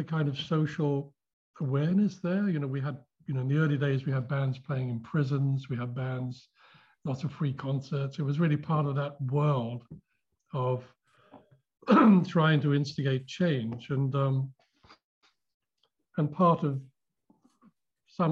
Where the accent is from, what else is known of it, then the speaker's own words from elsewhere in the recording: London, United Kingdom; I was born in London